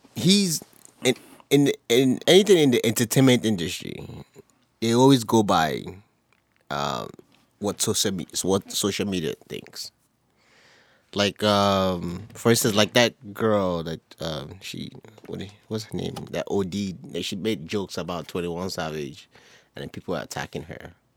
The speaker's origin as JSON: {"language": "English", "region": "Lagos", "country": "Nigeria", "tie": "born or raised there", "said": "I grew up in, um, I grew up in Aguda, Surrey."}